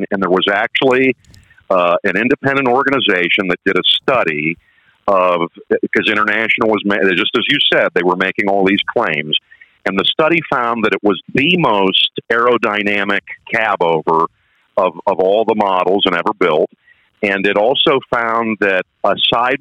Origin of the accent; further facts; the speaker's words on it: Northeast Ohio, United States; now in New Jersey, United States; I'm actually from Ohio, by the way, Northeast Ohio